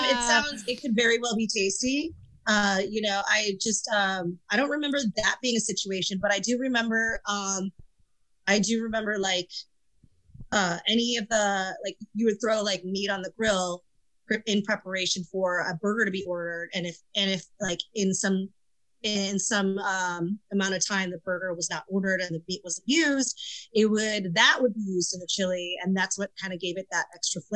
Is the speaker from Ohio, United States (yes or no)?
no; Michigan, United States; now in Los Angeles, United States; my very first service industry job was at a Wendy's outside of this city that I grew up in Michigan